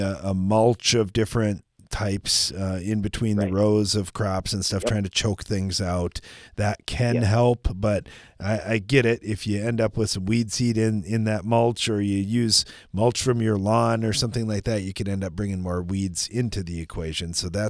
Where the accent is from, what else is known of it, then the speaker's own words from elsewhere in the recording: Texas, United States; I'm from West Texas, and I didn't grow up on a farm